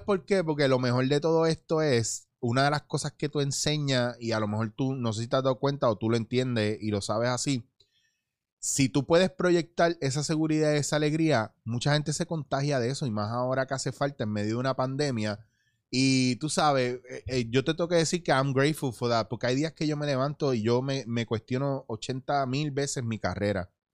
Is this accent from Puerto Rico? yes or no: yes; Puerto Rico; moved away as an adult; also born or lived in The Bronx, New York, United States / Barcelona, Spain; yo nací en Nueva York, me traen para Puerto Rico